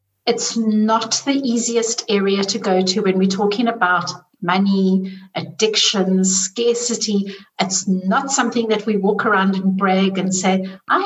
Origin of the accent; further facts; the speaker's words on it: South Africa; I grew up in South Africa